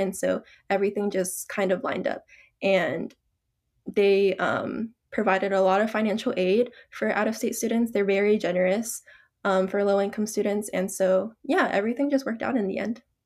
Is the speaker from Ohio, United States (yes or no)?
no; Georgia, United States; moved away as an adult; I was actually born and raised in Georgia all my life.